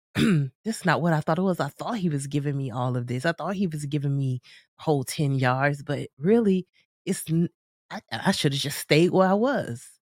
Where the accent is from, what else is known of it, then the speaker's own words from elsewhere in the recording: United States; I'm from the States